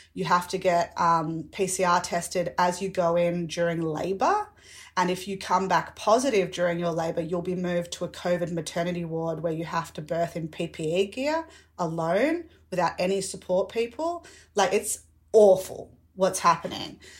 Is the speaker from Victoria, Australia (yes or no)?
yes; Victoria, Australia; especially being an Australian, and especially being a Victorian